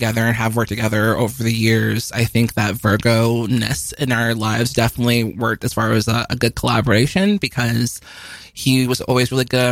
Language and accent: English; Chicago, Illinois, United States; we grew up in Chicago. I lived on the very far north side of Chicago until I was about 3 and then moved to the very far south of Chicago